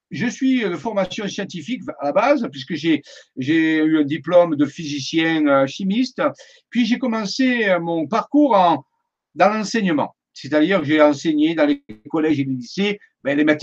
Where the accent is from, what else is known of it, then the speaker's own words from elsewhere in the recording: Marseille, Provence-Alpes-Côte d'Azur, France; born there; now in Saint-Maximin-la-Sainte-Baume, France; je suis resté dans le sud de la France parce que je suis né à Marseille, ça doit s'entendre. Donc, je suis resté dans le sud de la France et je suis venu m'établir à Saint-Maximin à Sainte-Baume.